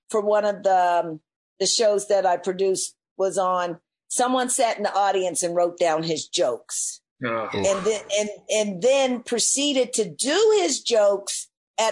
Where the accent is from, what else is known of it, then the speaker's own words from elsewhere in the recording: Nova Scotia, Canada; being Black growing up in Nova Scotia